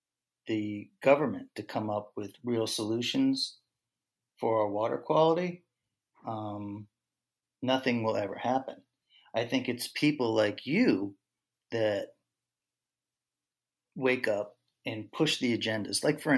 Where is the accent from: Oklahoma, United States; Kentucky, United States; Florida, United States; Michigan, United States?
Florida, United States; Fort Lauderdale; I grew up on Fiesta Way, which is just a few blocks from wherever you are.